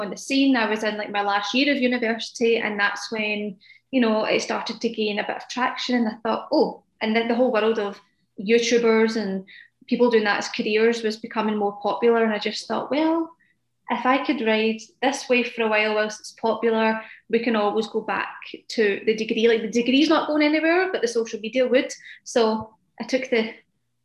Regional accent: Scotland, United Kingdom; I live in Scotland, which is in the UK for those that don't know

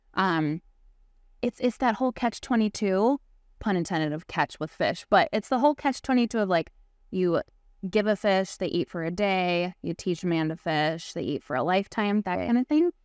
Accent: Chicago, Illinois, United States; born or raised there

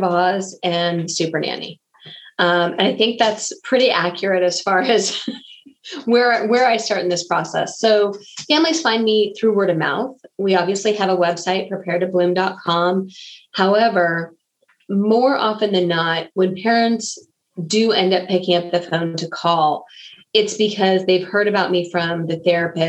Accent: Bay Area, California, United States; moved away as an adult; also born or lived in Missouri; I come from the Bay Area. I had moved out to Missouri.

